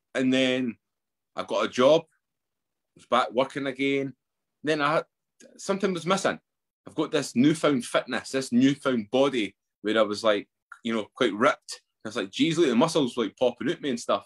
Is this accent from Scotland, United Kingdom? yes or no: yes; Edinburgh, Scotland, United Kingdom; I grew up in Edinburgh.